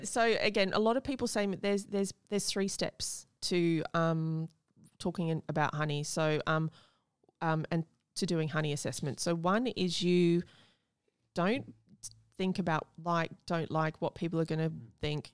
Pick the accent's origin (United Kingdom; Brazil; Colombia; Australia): Australia; Gold Coast, Queensland; I grew up on the Gold Coast